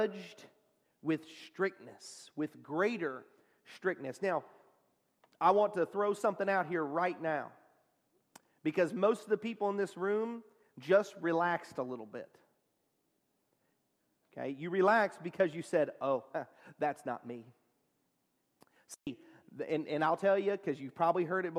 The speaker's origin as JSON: {"language": "English", "region": "Texas", "country": "United States", "said": "I'm from Texas"}